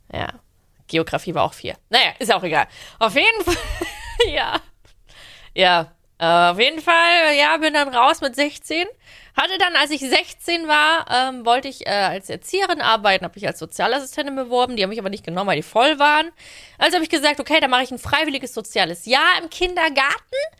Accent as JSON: {"language": "German", "town": "Leipzig", "region": "Saxony", "country": "Germany", "tie": "born or raised there", "moved": "as an adult", "lives_now": "Berlin, Germany"}